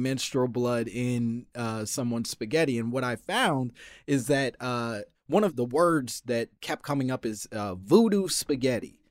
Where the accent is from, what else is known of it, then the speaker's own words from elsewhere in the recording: Chicago, Illinois, United States; I'm from Chicago